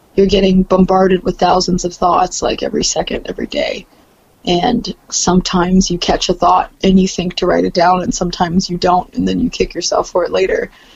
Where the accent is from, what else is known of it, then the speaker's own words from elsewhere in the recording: Columbia, Maryland, United States; also born or lived in Silver Spring, Maryland / Baltimore, Maryland; Born in Silver Spring and raised in Columbia